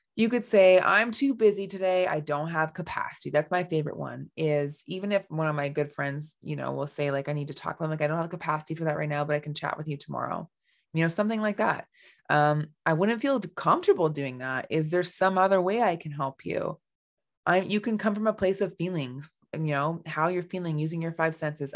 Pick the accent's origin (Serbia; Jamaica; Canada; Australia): Canada; I am from Canada